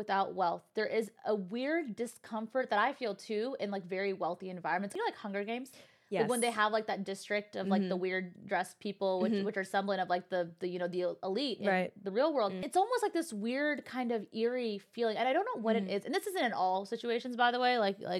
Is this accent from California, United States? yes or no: yes; Bay Area, California, United States; I came from the Bay Area, okay?